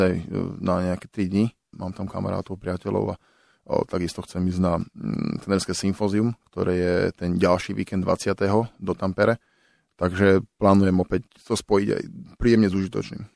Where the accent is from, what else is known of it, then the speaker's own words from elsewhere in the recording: Bratislava, Bratislava Region, Slovakia; moved away as an adult; also born or lived in Finland / Michalovce; som chalan z Vrakune